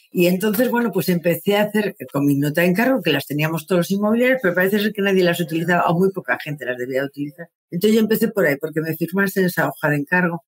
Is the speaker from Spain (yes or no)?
yes; Madrid, Community of Madrid, Spain; moved away as an adult; now in Santander, Spain; yo soy de Madrid, me había venido con, mi familia a vivir a Santander